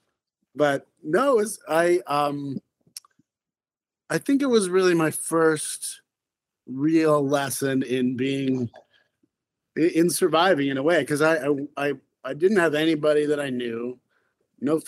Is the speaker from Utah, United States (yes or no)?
yes; Salt Lake City, Utah, United States; moved away as an adult; now in Philadelphia, United States; I grew up in Utah, actually, in Salt Lake